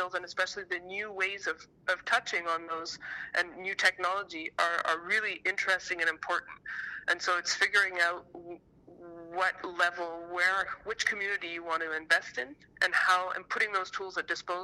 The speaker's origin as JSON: {"language": "English", "country": "Canada", "said": "a Canadian"}